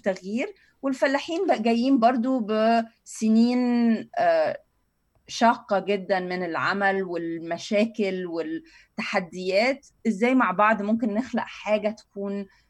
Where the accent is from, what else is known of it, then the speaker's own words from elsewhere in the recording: Cairo, Cairo Governorate, Egypt; انا اهلي من وسط البلد يعني من السيده زينب